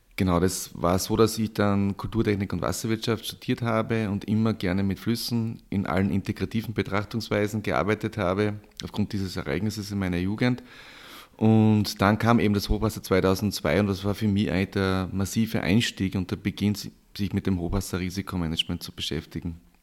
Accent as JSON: {"language": "German", "region": "Styria", "country": "Austria", "tie": "born or raised there", "moved": "yes", "said": "Ich komme ursprünglich aus der Steiermark, aus einem kleinen Ort, aus einer landwirtschaftlichen Familie"}